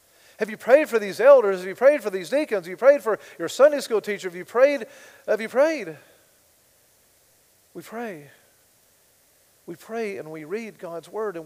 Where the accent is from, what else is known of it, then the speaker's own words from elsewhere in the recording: United States; I'm an American